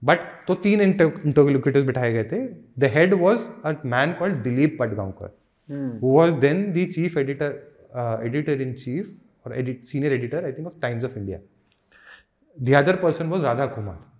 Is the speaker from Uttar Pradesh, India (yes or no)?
no; Una, Himachal Pradesh, India; मैं ऊना से हूँ मेरी गर्लफ्रेंड जम्मू हुई है